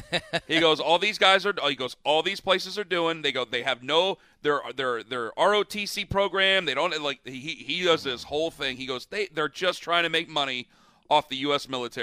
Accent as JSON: {"language": "English", "town": "Canton", "region": "Ohio", "country": "United States", "said": "I'm from Canton, Ohio."}